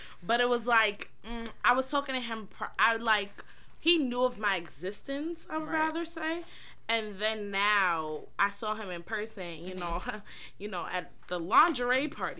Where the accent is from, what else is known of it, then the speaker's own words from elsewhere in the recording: New York City, New York, United States; Because I'm actually from New York. Like, don't get it fucked up. Like, I'm a Brooklyn chick.